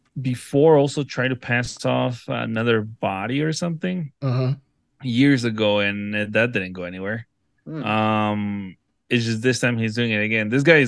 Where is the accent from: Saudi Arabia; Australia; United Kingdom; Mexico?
Mexico; I was born in Mexico